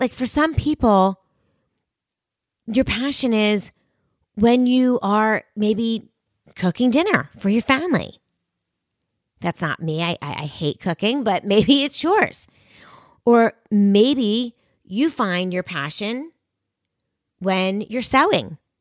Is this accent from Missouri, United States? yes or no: no; Philadelphia, Pennsylvania, United States; right here in my hometown in, of Philadelphia